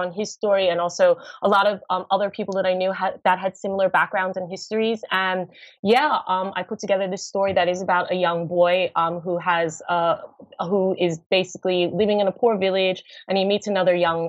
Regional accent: United States; being American myself and having, you know, grew up in the States, having that acknowledgement from my home country

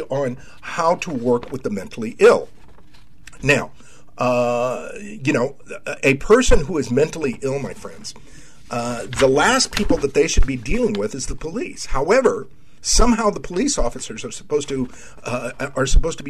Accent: Texas, United States; I'm a Texan

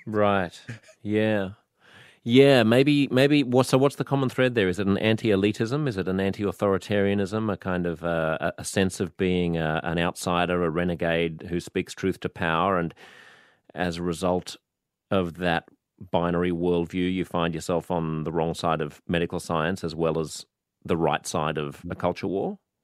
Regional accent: Australia; I was born in Australia

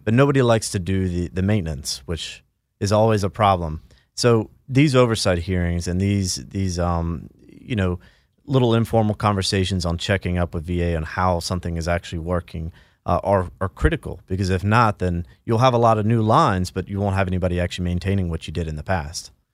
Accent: Charleston, South Carolina, United States; moved away; I'm from Charleston, South Carolina originally

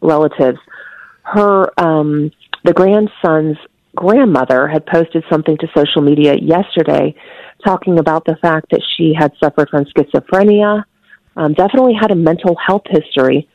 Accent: Houston, Texas, United States; I'm actually originally from Houston, so I'm very familiar with that church

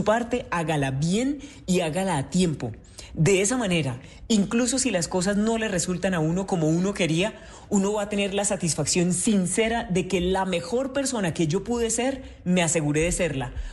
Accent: Santander, Colombia; yo soy de Santander, que se me siente en el acento, ¿no?

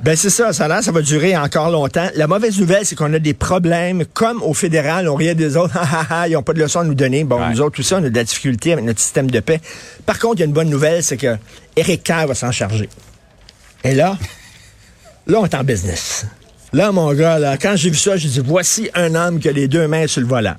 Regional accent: Montreal, Quebec, Canada; je viens de Verdun

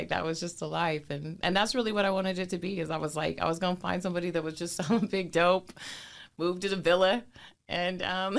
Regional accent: Portland, Oregon, United States; I grew up in North Portland and St. John's

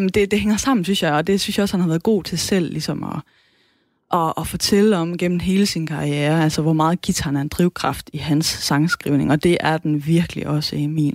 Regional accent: Southern Jutland, Southern Denmark, Denmark; accent: Sønderjysk (South Jutlandic); first language South Jutlandic; Sønderjysk er mit modersmål

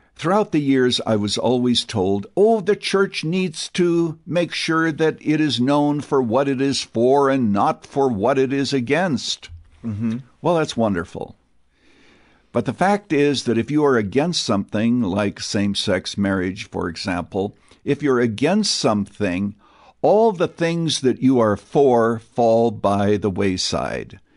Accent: Canada; now in United States; I was born and raised in Canada. So I am an American citizen today. I am naturalized

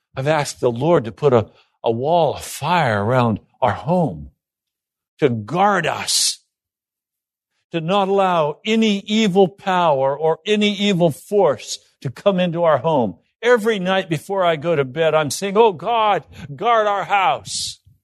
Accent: Laramie, Wyoming, United States; when I was a kid, I grew up in Laramie, Wyoming

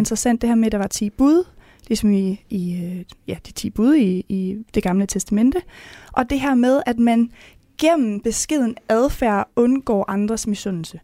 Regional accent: Mors / Salling, North Denmark Region, Denmark; Jeg kommer fra Jentelovens højborg, hvis man kan sige det, mm. øh, oppe ved Mors deroppe, oppe ved Salling

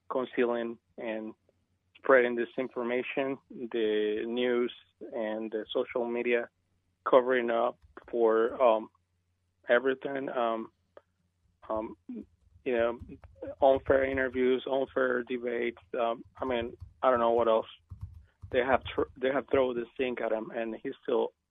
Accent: Venezuela; now in United States; And as you know, I come from Venezuela. You think that what's going on is bad?

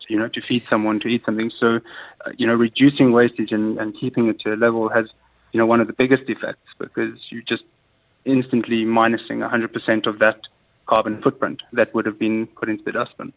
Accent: South Africa; moved away as an adult; also born or lived in London; now in Dubai, United Arab Emirates; growing up in South Africa

